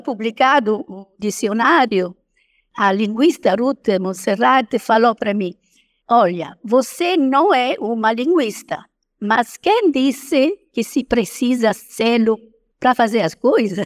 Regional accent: Italy; accent: foreign; first language Italian; Portuguese is a second language; moved away as an adult; also born or lived in Roraima, Brazil; now in Brazil

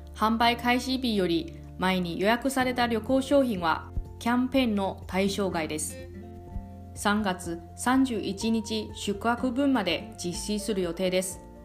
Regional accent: Taiwan; now in Okinawa, Japan; あなたの地元の台湾

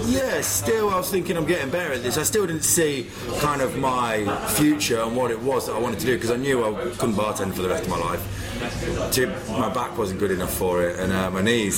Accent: Leicester, East Midlands, United Kingdom; moved away as an adult; also born or lived in Manchester; now in London, United Kingdom; I'm from Leicester. So I'm from the Midlands.

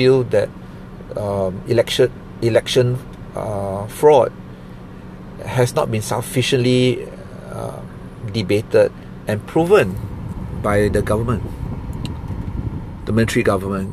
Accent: Singapore; I'm a Singaporean

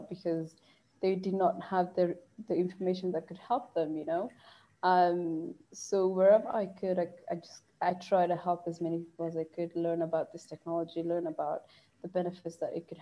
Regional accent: South Sudan; moved away as an adult; now in Nairobi, Kenya; my home country, South Sudan

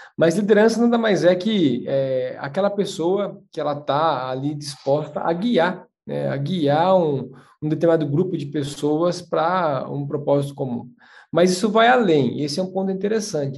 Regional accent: São Miguel Arcanjo, São Paulo, Brazil; moved away; Eu sou de São Miguel Arcanjo, interior de São Paulo

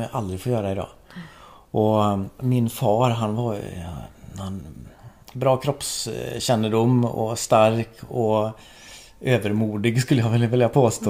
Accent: Skephult, Västra Götaland, Sweden; Jag växte upp i Skepult eh, i Marks kommun

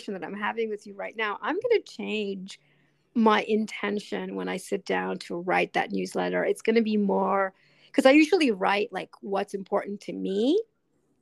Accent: New York City, New York, United States; moved away as an adult; now in Switzerland; I grew up in New York City, so I was surrounded, you know, by the Met and the MoMA

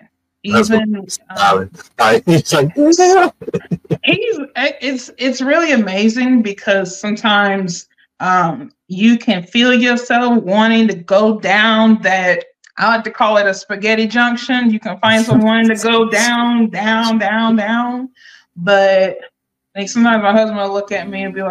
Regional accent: Akron, Ohio, United States; now in North Carolina, United States; born and raised in Akron, Ohio, living down here in North Carolina.

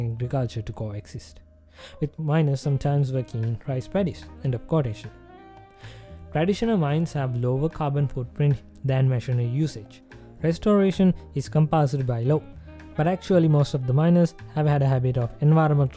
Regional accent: Sri Lanka; my home country

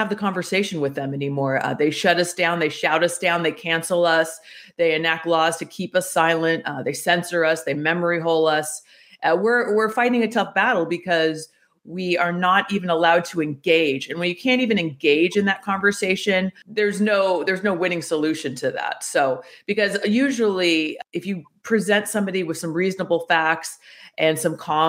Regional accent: United States

